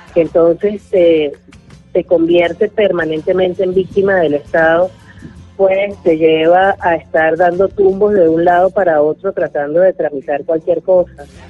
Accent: Venezuela

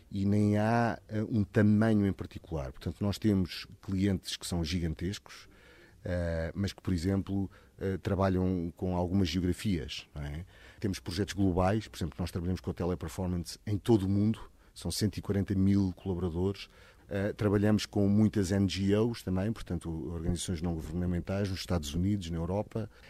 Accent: Portugal; also born or lived in Mozambique; A minha família é de Goa, mas eu nasci em Moçambique e depois vivi sempre em Portugal.

